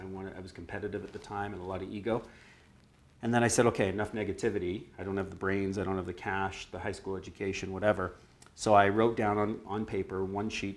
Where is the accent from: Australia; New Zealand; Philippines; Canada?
Canada; Vancouver, British Columbia; also born or lived in San Francisco, United States; moved up here when I was 8 years old